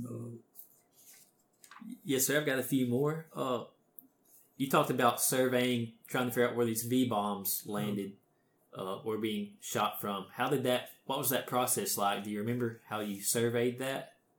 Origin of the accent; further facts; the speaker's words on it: Alabama, United States; I'm from here in Alabama